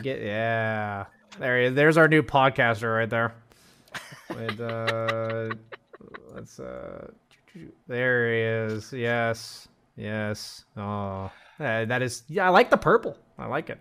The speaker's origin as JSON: {"language": "English", "region": "Arizona", "country": "United States", "tie": "born or raised there", "moved": "yes", "said": "I grew up in Arizona"}